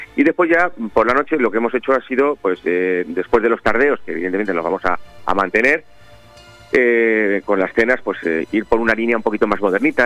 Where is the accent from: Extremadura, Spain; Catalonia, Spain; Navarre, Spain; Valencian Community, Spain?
Valencian Community, Spain; Benidorm; Como buenos benidormenses, somos, somos creyentes y seguidores